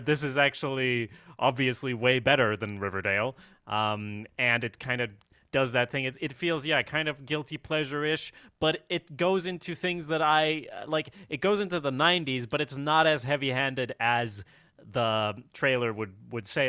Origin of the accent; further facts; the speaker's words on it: Sweden; I'm from Sweden